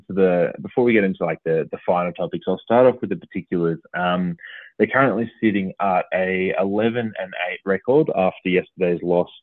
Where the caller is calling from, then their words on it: Creswick, Victoria, Australia; No, I'm in the beautiful part of the world called Creswick, mate, just about half an hour out of Ballarat